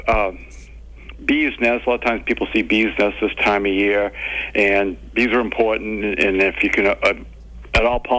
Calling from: Murrysville, Pennsylvania, United States; I'm calling from Murrysville, PA.

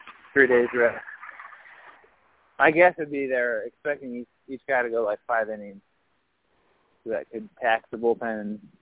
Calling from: Champaign, Illinois, United States; I am walking the streets of Champaign.

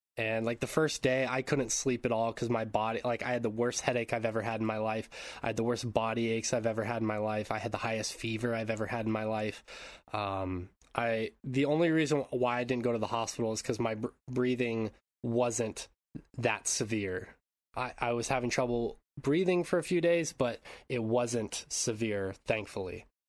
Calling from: Japan; I'm calling in from Japan

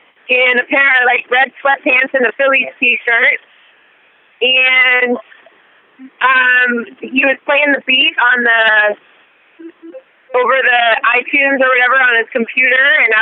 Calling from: Pennsylvania, United States; I'm calling in from Sugar House Casino down on Delaware Avenue.

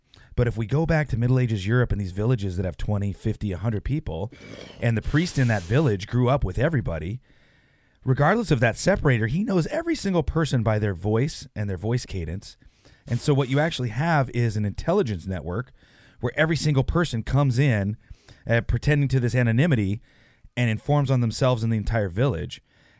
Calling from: Santa Rosa, California, United States; I am in Santa Rosa, California.

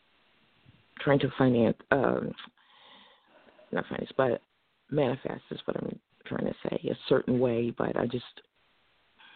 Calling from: Norristown, Pennsylvania, United States; I'm calling from Norristown, Pennsylvania.

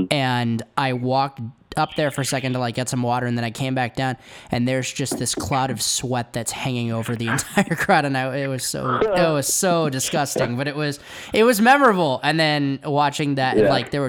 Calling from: Oakland, California, United States; I'm calling from out in Oakland. So I'm about 20 minutes outside of San Francisco.

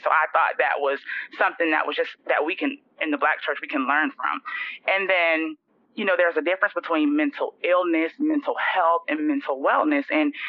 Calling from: Florida, United States; I am joining you from Florida.

